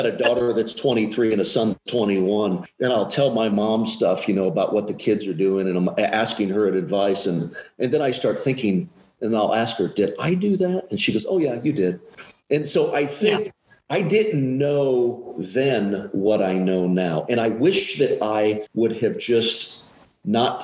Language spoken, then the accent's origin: English; Collinsville, Illinois, United States; I'm from Collinsville, Illinois, which is a small town east of St. Louis, about 20 minutes or so. So I come from this town. When I was a kid, there's probably 13, 14,000 people